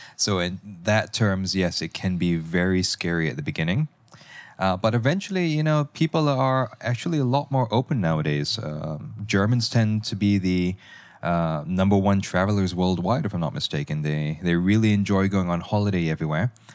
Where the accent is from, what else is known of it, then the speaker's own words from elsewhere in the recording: Malaysia; I'm actually from Malaysia.